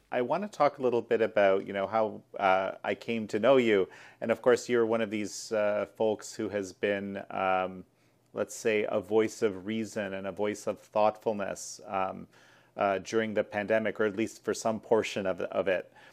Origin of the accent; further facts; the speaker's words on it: Canada; my home country of Canada